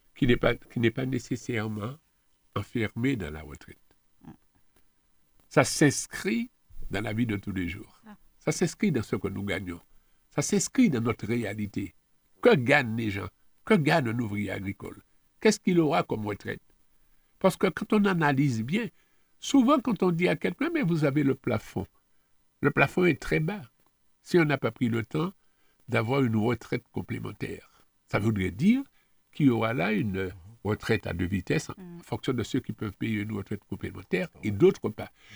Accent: Martinique; On est Martiniquais

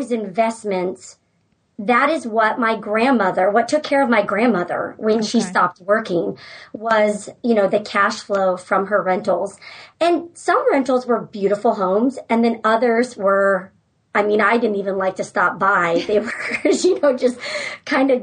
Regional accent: San Francisco Bay Area, California, United States; moved away as an adult; also born or lived in Georgia; now in Alaska, United States; I'm from the San Francisco Bay Area

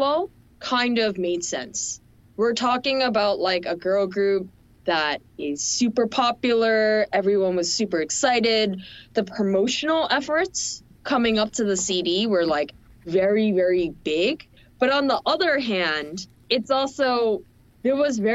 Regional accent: Seoul, South Korea; moved away; I was from Korea

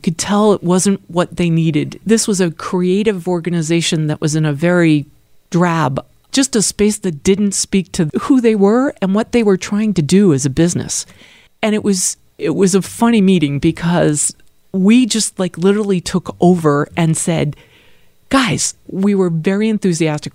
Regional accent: Acton, Massachusetts, United States; moved away as an adult; now in Philadelphia, United States; I actually grew up just outside of Boston.

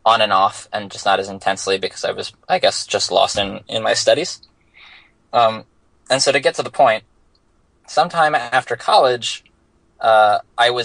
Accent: Bethesda, Maryland, United States; moved away as an adult; also born or lived in Virginia / Winston-Salem, North Carolina / New York City; I grew up in Washington, D.C., or specifically Bethesda, Maryland

